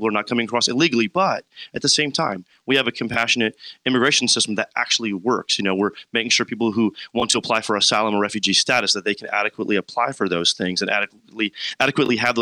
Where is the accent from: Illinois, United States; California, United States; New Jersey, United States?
Illinois, United States; Warrenville; I am from Warrenville.